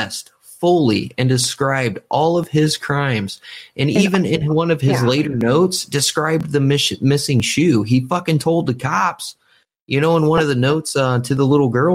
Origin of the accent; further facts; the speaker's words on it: Kendallville, Indiana, United States; now in Fort Wayne, United States; Kendallville. And like I said, that's technically my hometown. That's where I grew up. That's where I was raised for the most part.